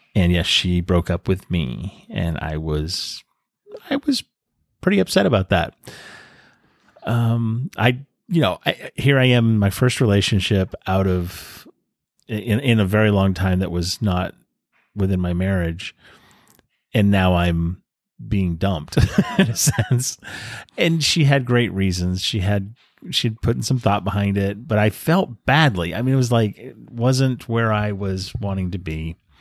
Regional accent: New England, United States; now in San Diego, United States; I was raised in New England

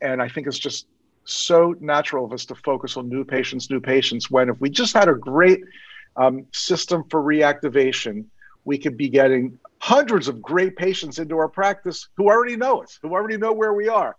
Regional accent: Maryland, United States; Maryland, I'm from Maryland

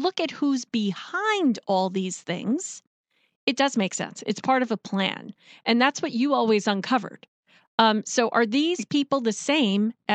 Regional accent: New York, United States; moved away; I'm originally from New York

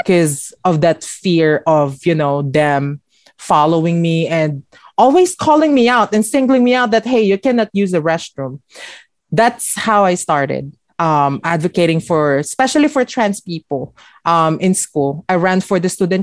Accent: Parañaque, Metro Manila, Philippines; moved away as an adult; now in Los Angeles, United States; I was born and raised from Parañaque City

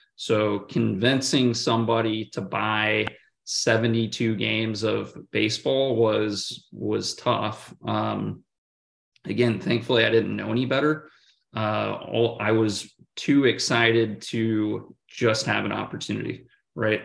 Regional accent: Oregon, United States; moved away as an adult; also born or lived in Kansas / Oklahoma City / Santa Clara, California; now in Atlanta, United States; grew up in in the state of Oregon, and and so personally, I've, I've always been a an, an Oregon Duck

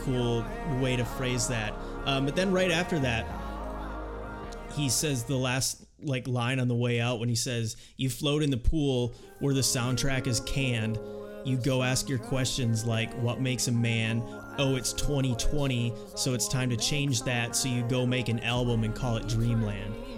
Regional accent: Rochester, United States; growing up in Rochester

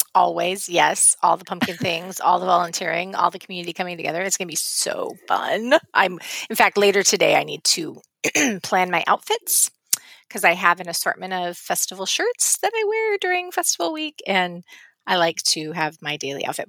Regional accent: West Coast, United States; moved away; I grew up on the West Coast

